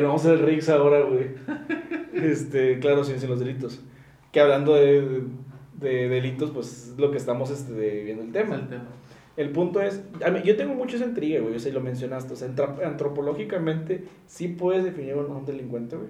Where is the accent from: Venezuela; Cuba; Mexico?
Mexico